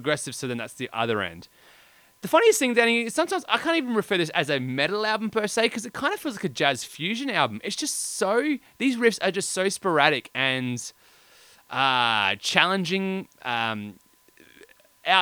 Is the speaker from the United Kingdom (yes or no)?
no; Australia; we're Australian